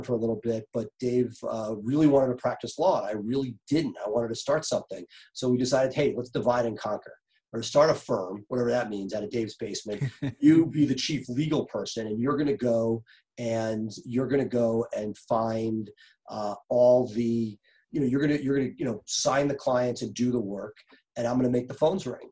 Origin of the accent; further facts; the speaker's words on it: New York, United States; moved away as an adult; also born or lived in Philadelphia; now in Washington, DC, United States; I grew up in New York, made it to Philly for college